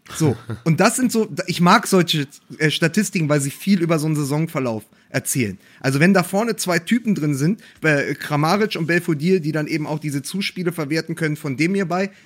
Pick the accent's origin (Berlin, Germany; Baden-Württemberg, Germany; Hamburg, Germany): Berlin, Germany; meine Heimatstadt